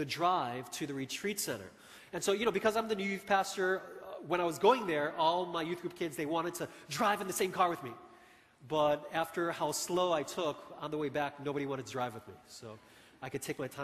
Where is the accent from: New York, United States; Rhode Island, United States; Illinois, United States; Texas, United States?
Illinois, United States; Chicago; moved away; I grew up in Chicago